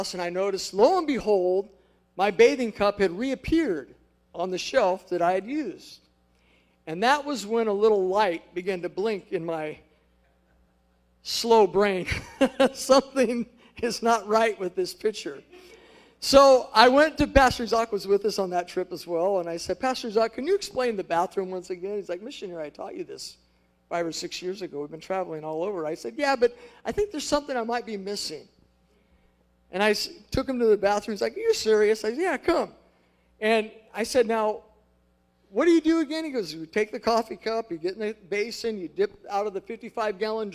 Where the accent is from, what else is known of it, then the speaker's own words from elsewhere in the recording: United States; moved away as an adult; now in Angola; I'm fresh off the boat from America